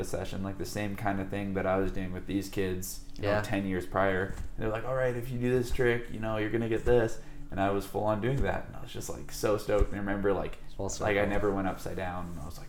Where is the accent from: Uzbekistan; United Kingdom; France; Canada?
Canada; Terrace, British Columbia; also born or lived in Comox, Canada; now in Whistler, Canada; growing up in Terrace, like, you don't, like the scene up there is really, really small.